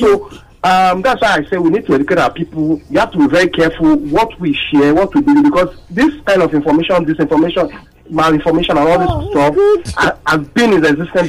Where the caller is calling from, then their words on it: Bariga, Lagos, Nigeria; I'm calling from Bariga.